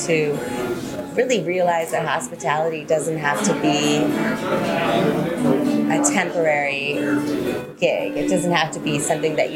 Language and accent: English; Charleston, South Carolina, United States; also born or lived in California; now in Atlanta, United States; I'm from Charleston, South Carolina.